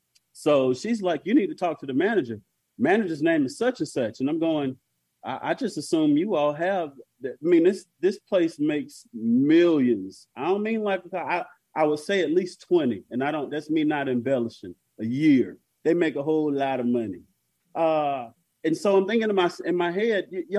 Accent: North Carolina, United States; I'm from North Carolina.

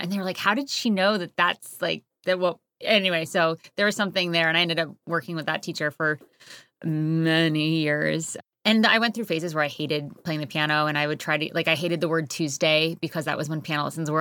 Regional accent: Connecticut, United States; also born or lived in Harlem, New York City; now in Hudson Valley, United States; I grew up in Connecticut, very clo-, like, two minutes from the New York border

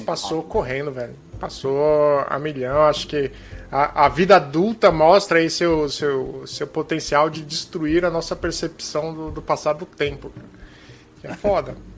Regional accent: Brazil; Eu sou brasileiro.

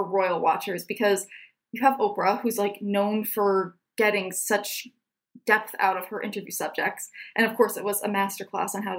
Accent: United States; as an American

